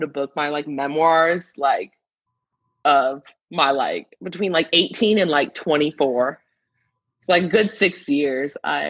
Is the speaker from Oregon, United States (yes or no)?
yes; Medford, Oregon, United States; moved away as an adult; also born or lived in South Korea / Virginia / New Mexico; now in Dallas, United States; I'm in good old Dallas, Texas. I'm from Medford, Oregon, small town in Southern Oregon.